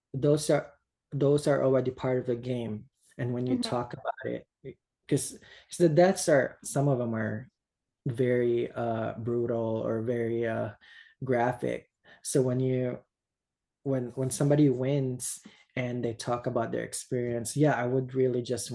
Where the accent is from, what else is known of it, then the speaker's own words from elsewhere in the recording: Philippines; English is a second language; moved away as an adult; now in United States; I grew up in the Philippines.